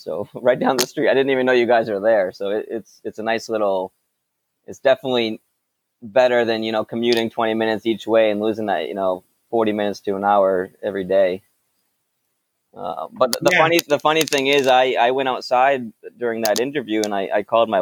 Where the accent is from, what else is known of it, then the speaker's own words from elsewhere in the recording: Raynham, Massachusetts, United States; I grew up in Rainham, Massachusetts